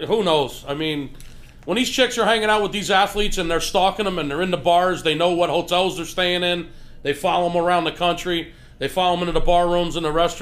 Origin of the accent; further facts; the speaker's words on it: Philadelphia, Pennsylvania, United States; I grew up in Philly